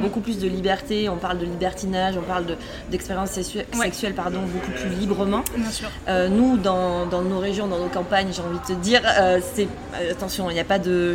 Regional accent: Bordeaux, Nouvelle-Aquitaine, France; moi, j'habite, je viens de Bordeaux

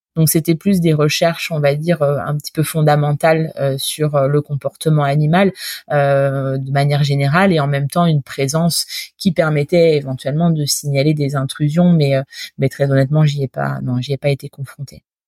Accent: Normandy, France; moved away as an adult; je suis normande d'origine

